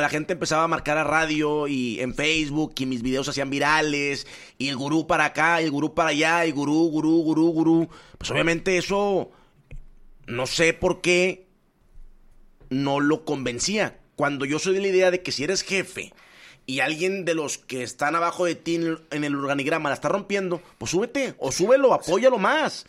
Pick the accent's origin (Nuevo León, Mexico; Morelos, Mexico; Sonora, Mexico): Nuevo León, Mexico; also born or lived in Puebla; yo llego de Puebla, yo crezco en Nuevo León